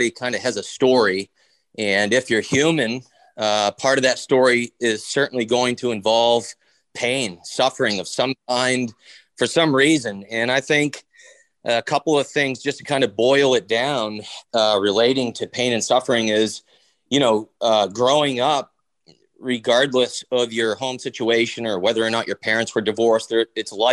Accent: Bangor, Maine, United States; I grew up here in Bangor, Maine

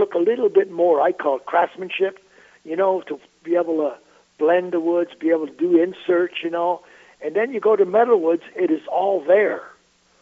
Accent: Montreal, Quebec, Canada; I grew up in Montreal, Canada.

